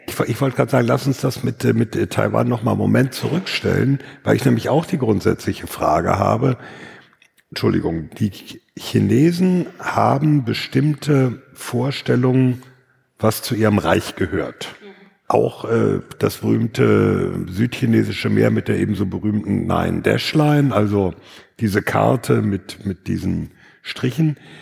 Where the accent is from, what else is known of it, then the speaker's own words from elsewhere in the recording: North Rhine-Westphalia, Germany; dass ich aus Westfalen komme